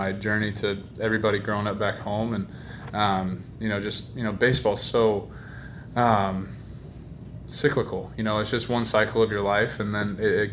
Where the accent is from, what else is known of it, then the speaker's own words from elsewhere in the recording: Dallas, Texas, United States; I grew up in Dallas, Texas